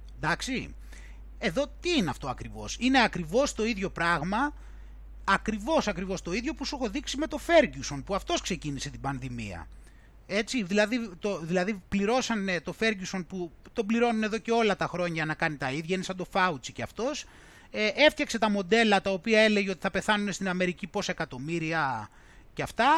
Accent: Greece; να είμαι από την Ελλάδα

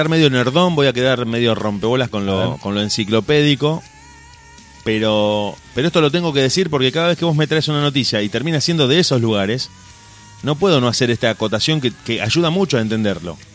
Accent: Uruguay; como si nosotros los uruguayos decimos, no, yo soy argentino, ah, yo soy uruguayo, somos los mismos, iguales.

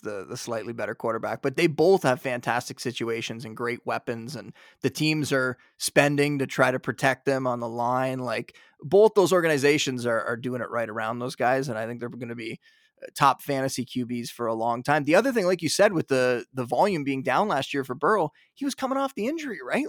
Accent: Niagara Falls, Ontario, Canada; moved away as an adult; also born or lived in Toronto; now in outskirts of Toronto, Canada; I was born and raised in Niagara Falls.

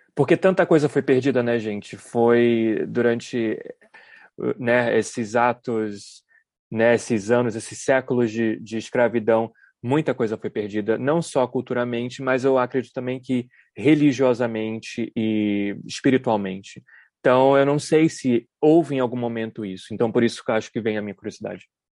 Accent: Brazil; por ter nascido e crescido no Brasil

